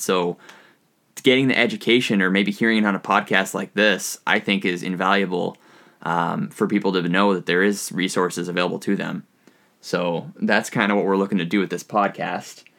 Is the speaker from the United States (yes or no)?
yes; New Hampshire, United States; moved away as an adult; also born or lived in Utica, New York; now in Southeast Alaska, United States; I am from New Hampshire